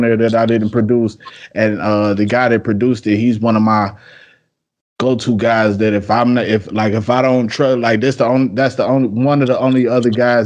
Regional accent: Detroit, Michigan, United States; moved away as an adult; now in Beaufort, United States; I'm normally from the Midwest. I'm from Detroit. I just moved down here in like August.

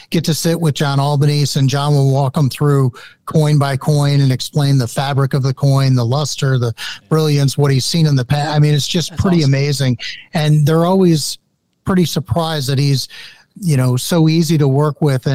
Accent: St. Louis, Missouri, United States; I grew up in St. Louis and had a great coin shop

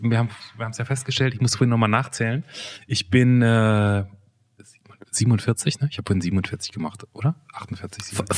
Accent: Germany; Ich bin ja quasi an der holländischen Grenze groß geworden und im Prinzip halber Holländer.

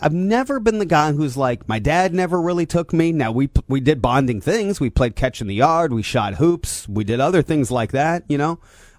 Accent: Angola, Indiana, United States; I grew up in Angola and I've lived here my entire life, I've missed a lot of Midwest rites of passage.

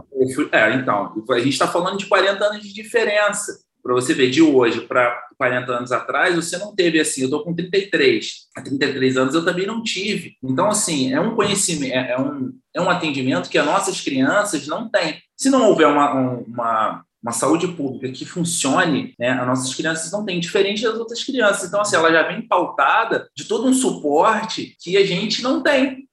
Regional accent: Valença, Rio de Janeiro, Brazil; sou natural de Valença, interior do Rio de Janeiro

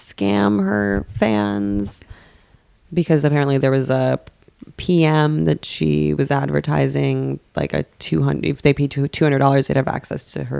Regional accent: West Coast, United States; I'm from the West Coast.

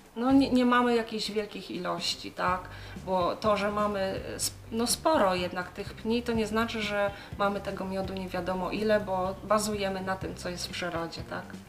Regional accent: Low Beskids, Poland; u nas w Beskidzie Niskim

